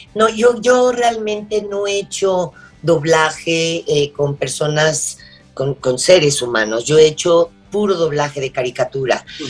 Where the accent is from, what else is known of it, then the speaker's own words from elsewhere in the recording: Mexico; soy mexicana